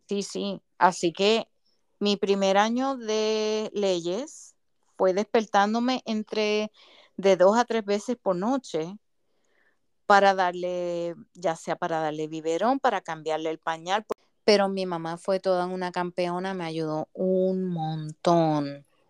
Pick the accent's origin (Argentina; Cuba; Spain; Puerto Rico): Puerto Rico; moved away as an adult; also born or lived in Massachusetts, United States; yo regreso a Puerto Rico